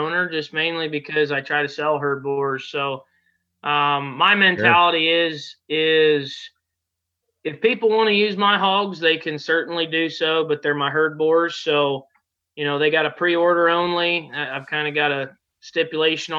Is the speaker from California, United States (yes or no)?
no; Ohio, United States; moved away as an adult; also born or lived in Casper, Wyoming / Colorado / Benedict, Nebraska; went to high school at Hillsdale High School here in my hometown